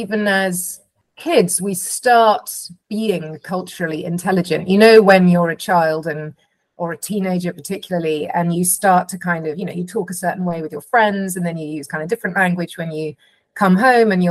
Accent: London, United Kingdom; I'm from England, I'm from London, I'm white, I'm a mum

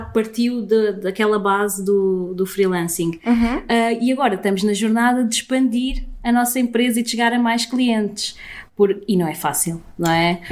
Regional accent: Sintra, Lisbon, Portugal; cresci aqui, cresci nesta zona de Sintra

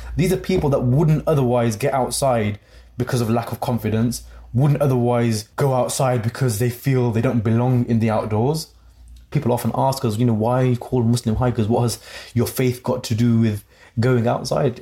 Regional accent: Coventry, West Midlands, United Kingdom; my hometown of Coventry

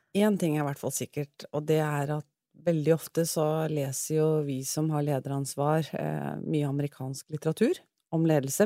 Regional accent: Sandefjord, Vestfold, Norway; moved away as an adult; now in Oslo, Norway; jeg kommer fra Sandefjord, født og oppvokst

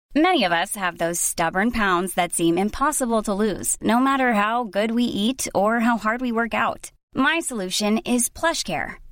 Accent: New York, United States; I'm such a New Yorker.

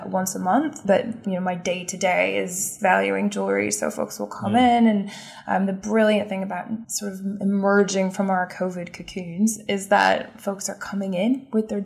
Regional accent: Kansas, United States; now in London, United Kingdom; I'm from Kansas

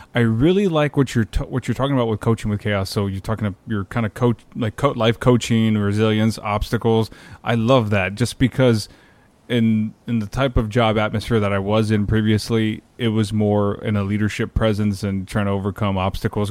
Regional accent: South Texas, United States; now in San Antonio, United States; I'm from South Texas, born and raised. I've been here all my life. I mean, not from San Antonio, but smaller parts of South Texas

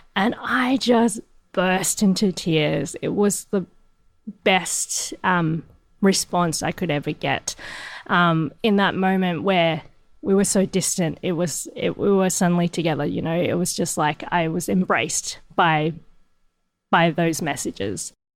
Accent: Hong Kong; moved away; I'm from Hong Kong. That's my birthplace

